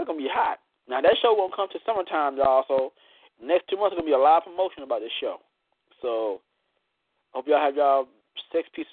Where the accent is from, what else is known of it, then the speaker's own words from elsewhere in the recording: Florida, United States; My home state, Florida